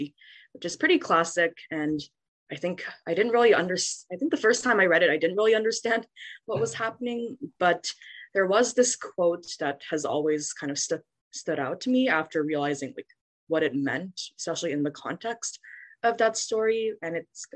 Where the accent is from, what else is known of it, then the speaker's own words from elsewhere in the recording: Vancouver, British Columbia, Canada; moved away as an adult; now in Nashville, United States; I was born and raised in Vancouver, Canada.